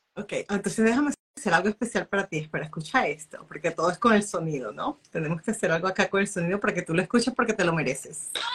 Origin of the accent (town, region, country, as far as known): Venezuela